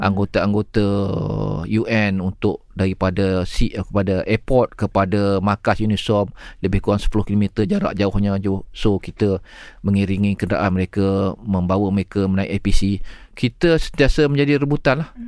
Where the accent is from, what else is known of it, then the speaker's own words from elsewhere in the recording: Malaysia; kita sebagai rakyat Malaysia